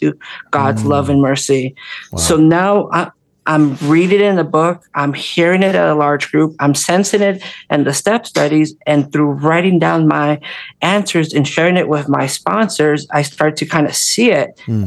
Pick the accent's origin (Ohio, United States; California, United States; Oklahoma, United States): California, United States; Orange County; growing up in California, Orange County